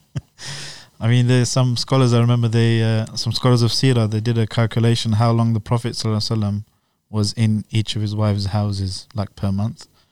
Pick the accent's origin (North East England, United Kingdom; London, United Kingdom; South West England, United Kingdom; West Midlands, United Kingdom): London, United Kingdom; now in Slough, United Kingdom; I was born and raised in West London.